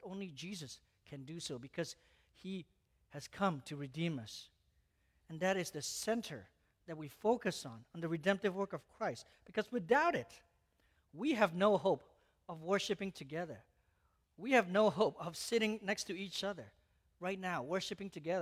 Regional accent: Malaysia; moved away; I was born in Malaysia, and I grew up in Malaysia.

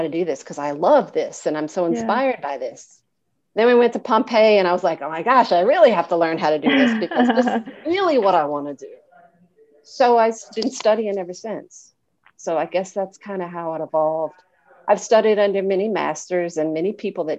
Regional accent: Appalachia, Kentucky, United States; When I was young, I grew up in Appalachia. I grew up in Kentucky

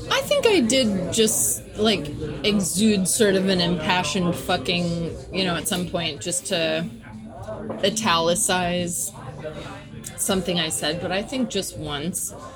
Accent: Nashville, Tennessee, United States; I was raised in Nashville, Tennessee

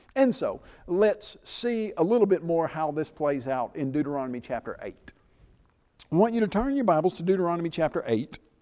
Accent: Middle Tennessee, United States; I grew up in Middle Tennessee.

